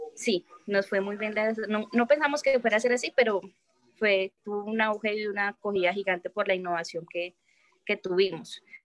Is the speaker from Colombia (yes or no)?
yes; Medellín, Antioquia, Colombia; now in Chía, Colombia; yo soy de Medellín